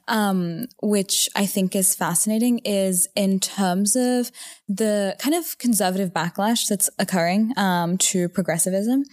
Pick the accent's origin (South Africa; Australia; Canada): Australia; Newcastle, New South Wales; moved away; also born or lived in Stanford, California; I am from Newcastle, Australia.